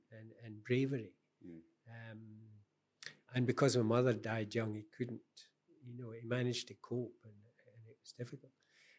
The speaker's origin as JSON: {"language": "English", "region": "Scotland", "country": "United Kingdom", "said": "I'm very Scottish, but I haven't lived in Scotland for a long time. Mm. I've no desire to go back."}